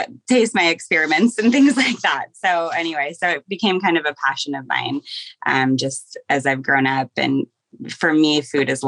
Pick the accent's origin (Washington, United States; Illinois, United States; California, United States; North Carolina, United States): Washington, United States; Seattle; now in Portland, United States; I grew up in Seattle